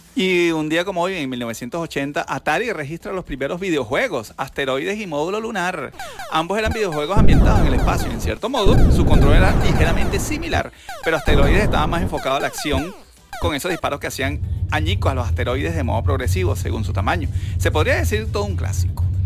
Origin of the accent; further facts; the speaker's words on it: Venezuela; yo soy el único venezolano